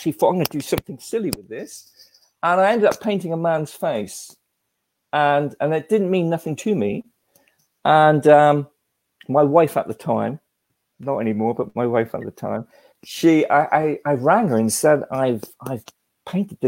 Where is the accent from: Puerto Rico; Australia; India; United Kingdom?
Australia; growing up in Australia as a child